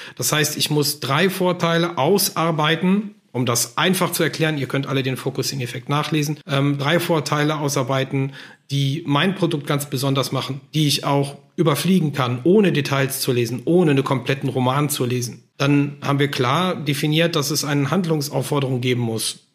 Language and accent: German; Germany; bei uns in Deutschland